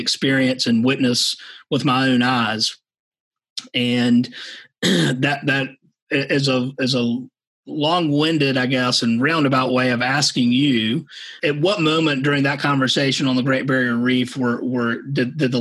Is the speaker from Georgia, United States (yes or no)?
yes; Savannah, Georgia, United States; moved away as an adult; also born or lived in Wyoming; now in Charleston, United States; I was born and raised in Savannah, Georgia